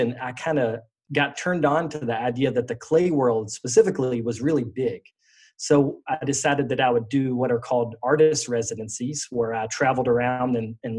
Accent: Roanoke, Virginia, United States; I grew up in Roanoke, Virginia, which is the southwest part of Virginia

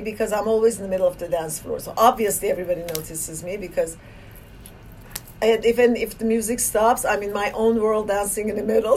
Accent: Iran; moved away as an adult; now in United States; I was born in Iran

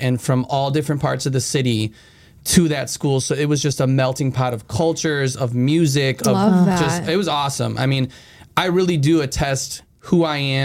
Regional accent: Chicago, Illinois, United States; born and raised in Chicago. I grew up on the north side in Lakeview

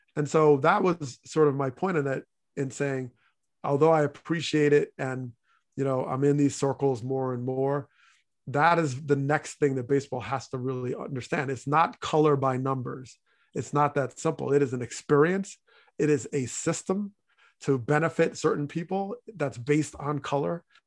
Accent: New Jersey, United States; moved away; also born or lived in Hartford, Connecticut; growing up in New Jersey

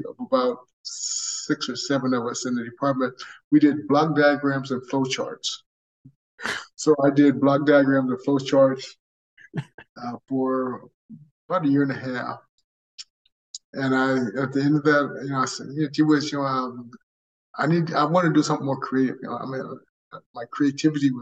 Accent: Monrovia, California, United States; I was born and raised in Southern California, a little town called Monrovia.

